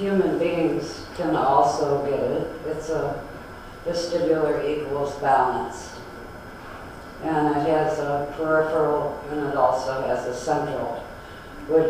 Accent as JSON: {"language": "English", "town": "Detroit", "region": "Michigan", "country": "United States", "said": "So I'm from Detroit"}